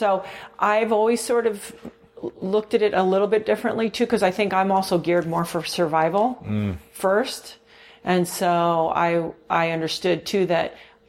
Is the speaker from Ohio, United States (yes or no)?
no; California, United States; born there; also born or lived in Mexico City / Virgin Islands; So, well, okay, so I was born actually in California, but okay. I didn't really live here.